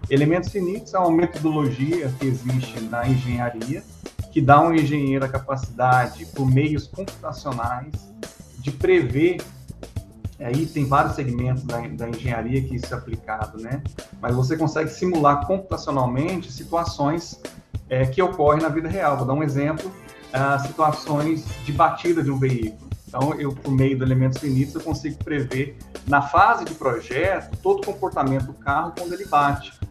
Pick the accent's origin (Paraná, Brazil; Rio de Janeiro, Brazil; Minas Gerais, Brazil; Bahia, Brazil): Paraná, Brazil; also born or lived in Recife; Eu sou pernambucano, né? nasci em Recife, Pernambuco, Fiquei lá pouco tempo, até uns, uns três anos de idade, e depois disso eu fui para o sul, do Paraná.